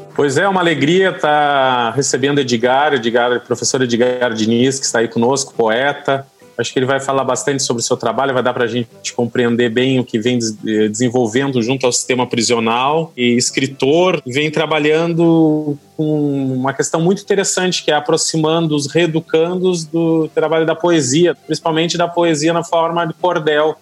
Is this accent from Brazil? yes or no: yes; Gaúcho, Rio Grande do Sul, Brazil; moved away; Eu já sou gaúcho